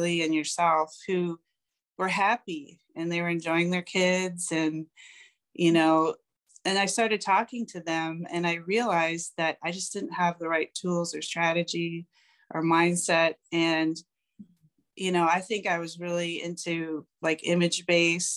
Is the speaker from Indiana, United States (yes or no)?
no; Cleveland, Ohio, United States; I am from Cleveland, Ohio